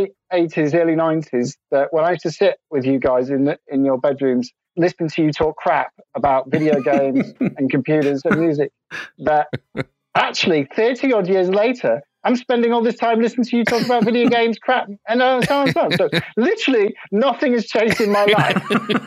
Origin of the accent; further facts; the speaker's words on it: Grimsby, Yorkshire and the Humber, United Kingdom; I'm from Grimsby.